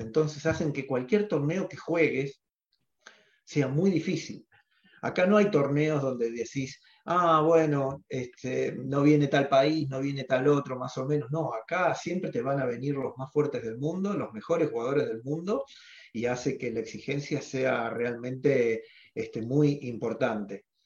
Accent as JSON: {"language": "Spanish", "country": "Argentina", "said": "los argentinos somos deportistas"}